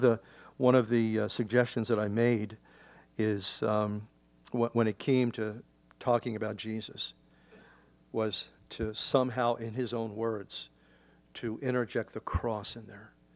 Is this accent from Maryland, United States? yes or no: no; Philadelphia, Pennsylvania, United States; In Philadelphia, I grew up in the Delaware River